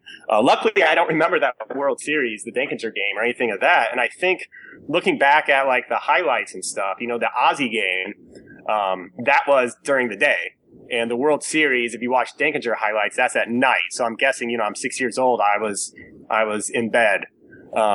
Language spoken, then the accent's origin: English; Lincoln, Illinois, United States; I grew up in Lincoln, Illinois